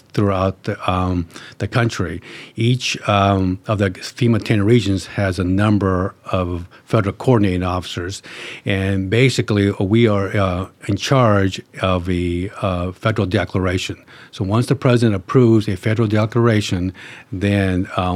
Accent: Placerville, California, United States; I was born and raised in Placerville

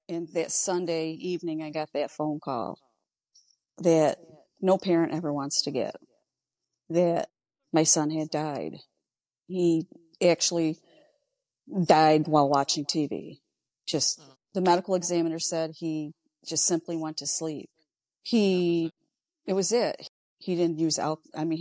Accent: Ogdensburg, New York, United States; I'm a lifelong New Yorker, born and raised in Ogdensburg

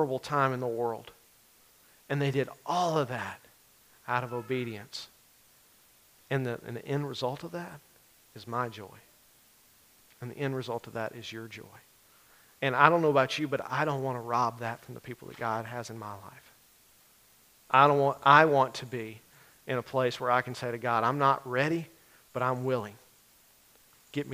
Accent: the Bible Belt, United States; for us as believers growing up in the Bible Belt

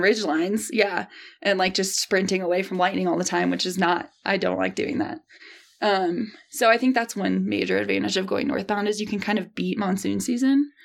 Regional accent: St. Louis, Missouri, United States; I grew up in the Midwest, uh, born and raised in Saint Louis, Missouri.

